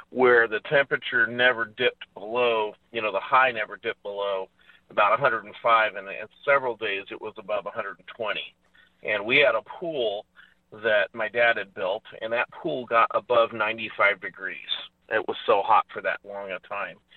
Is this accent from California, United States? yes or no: yes; Red Bluff, California, United States; I grew up in in Red Bluff, California, and we used to compete with Death Valley.